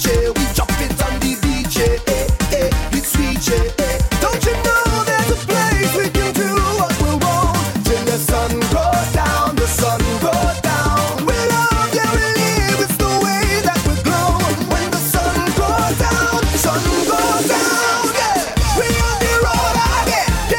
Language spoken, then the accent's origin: English; Trinidad & Tobago; I'm from Trinidad and Tobago